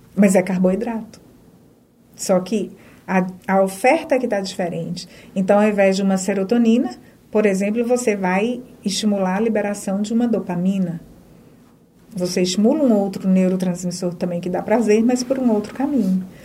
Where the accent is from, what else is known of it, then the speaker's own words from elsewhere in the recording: Minas Gerais, Brazil; moved away as an adult; now in Feira de Santana, Brazil; Sou de Minas, né? É, sou mineira, na realidade hoje eu sou baianeira